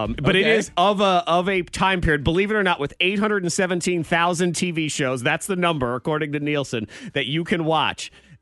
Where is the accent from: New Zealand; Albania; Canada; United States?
United States; New England; I grew up in New England.